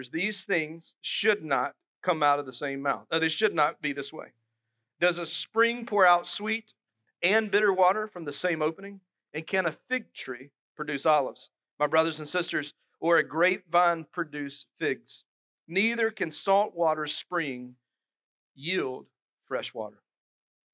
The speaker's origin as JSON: {"language": "English", "town": "Dillon", "region": "South Carolina", "country": "United States", "tie": "born or raised there", "lives_now": "Moncks Corner, United States", "said": "my hometown, Dillon. You go through it to get to Myrtle Beach"}